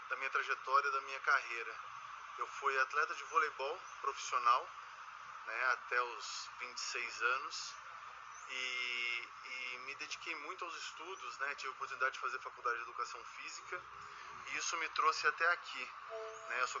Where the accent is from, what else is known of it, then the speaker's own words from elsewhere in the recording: Taubaté, São Paulo, Brazil; Sou aqui de Taubaté.